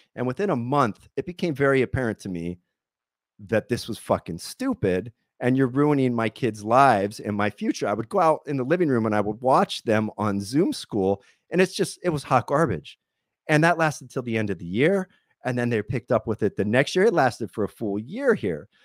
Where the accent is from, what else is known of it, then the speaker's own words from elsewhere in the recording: Pennsylvania, United States; moved away as an adult; now in California, United States; I come from Pennsylvania, and then I spent about three years bouncing all over the country. I lived in about twenty-two states.